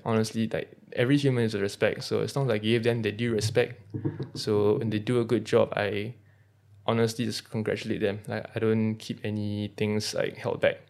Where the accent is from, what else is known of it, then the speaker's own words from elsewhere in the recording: Singapore; So being a Singaporean